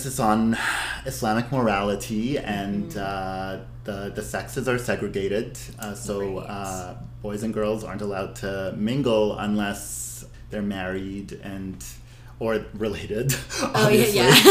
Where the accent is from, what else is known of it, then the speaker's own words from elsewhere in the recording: Abu Dhabi, United Arab Emirates; now in Vancouver, Canada; I'm ethnically Syrian Lebanese, born and raised in Abu Dhabi